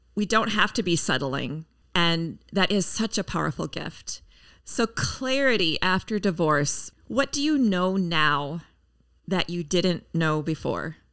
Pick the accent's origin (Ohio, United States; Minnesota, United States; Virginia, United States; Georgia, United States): Minnesota, United States; Minneapolis; in my hometown, Minneapolis, Minnesota